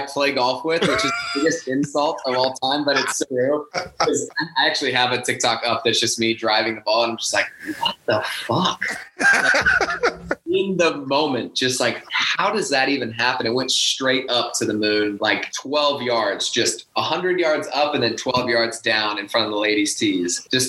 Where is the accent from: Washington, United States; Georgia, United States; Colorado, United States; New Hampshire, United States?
Colorado, United States; just a good example of growing up in Colorado.